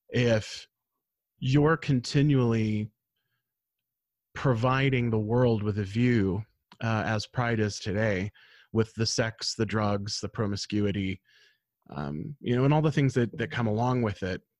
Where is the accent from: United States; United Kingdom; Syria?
United States; my pride was being an American.